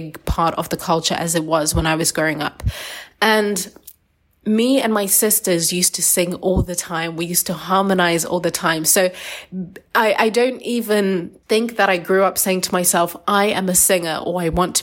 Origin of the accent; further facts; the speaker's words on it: Zimbabwe; I'm from Zimbabwean, Shona tribe. I'm from a culture where singing is a big part of the culture